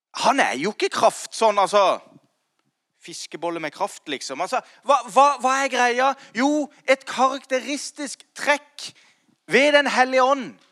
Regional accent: Kristiansand, Agder, Norway; now in Grimstad, Norway; jeg kom fra Slettheia. Og, og, og, jeg er født og oppvokst i en relativt eh, vanlig, eh, ikke så kirkevanlig eh, hjem

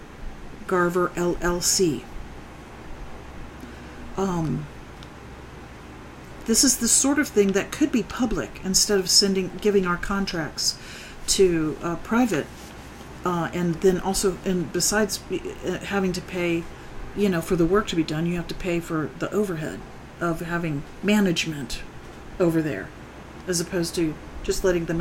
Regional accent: Florida, United States; now in Huntsville, United States; I grew up in Florida.

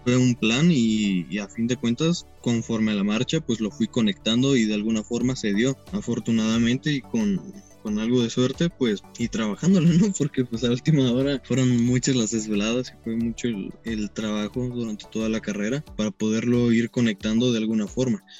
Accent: Tlaquepaque, Jalisco, Mexico; Yo soy de aquí de Tlaquepaque, Jalisco, México. Nací en el 97, hace ya pues poquito más de 23 años. El 5 de septiembre cumplo, cumplo 24. Toda mi vida pues he, vivido aquí, ¿no?

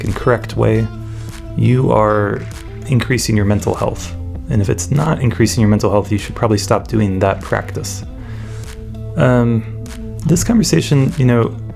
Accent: Raleigh, North Carolina, United States; moved away; I grew up in Raleigh, North Carolina

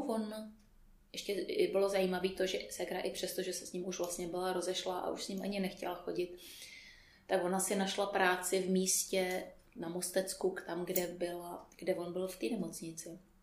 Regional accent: Písek, South Bohemian Region, Czechia; moved away as an adult; also born or lived in United States; now in Prague, Czechia; Pocházím z Písku, narodila jsem se v Písku, eh, tam jsem běžela hm, asi do, než jsem do maturity

